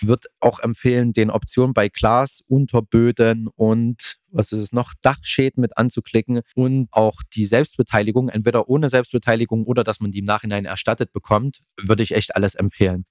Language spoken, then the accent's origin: German; Leipzig Lowland, Saxony, Germany; ich bin jetzt aus dem Leipziger Flachland, Tieflandsbucht